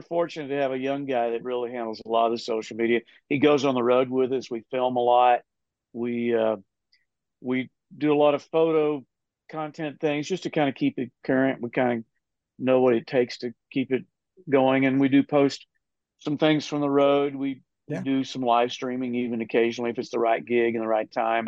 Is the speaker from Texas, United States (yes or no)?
yes; Texas, United States; now in Nashville, United States; I'm from Texas